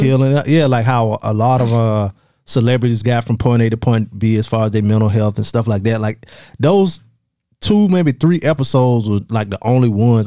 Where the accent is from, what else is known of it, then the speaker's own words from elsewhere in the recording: the South, United States; accent: Southern; people know I'm from the South when I talk